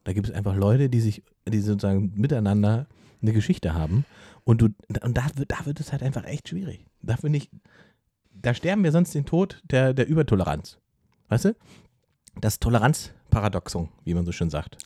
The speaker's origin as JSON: {"language": "German", "area": "the East", "region": "eastern Germany", "country": "Germany", "said": "wo ich herkomme"}